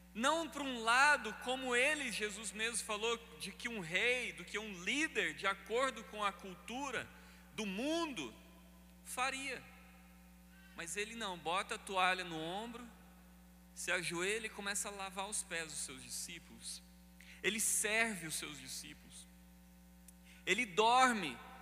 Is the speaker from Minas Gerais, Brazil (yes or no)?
no; Paraná, Brazil; moved away; Eu sou paranaense